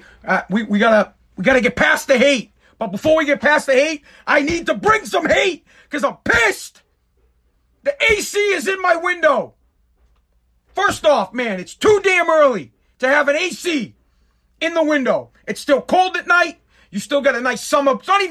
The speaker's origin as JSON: {"language": "English", "town": "Woburn", "region": "Massachusetts", "country": "United States", "tie": "born or raised there", "said": "Woburn, my hometown, Woburn, Massachusetts"}